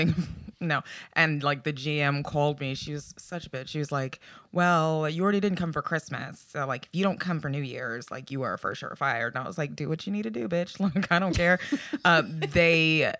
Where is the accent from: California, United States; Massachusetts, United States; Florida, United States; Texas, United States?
Texas, United States; Harlingen; also born or lived in Austin, Texas; I first worked at a Chinese buffet in my hometown. In hometown? Harlingen, Texas.